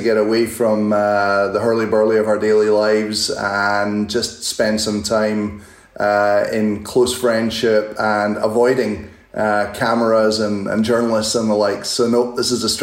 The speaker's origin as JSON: {"language": "English", "region": "Scotland", "country": "United Kingdom", "said": "as a Scotsman"}